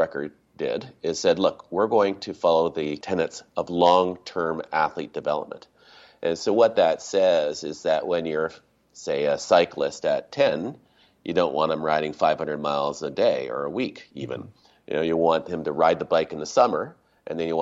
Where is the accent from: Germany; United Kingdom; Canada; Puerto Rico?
Canada; Toronto, Ontario; moved away as an adult; also born or lived in Whistler / Vancouver; Don Mills boy.